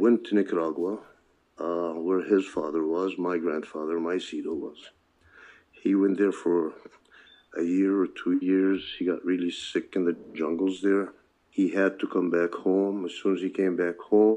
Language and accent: English; Chicago, Illinois, United States; English is a second language; also born or lived in Ramallah, Palestine; where we resided was the back of the yards on the south side of Chicago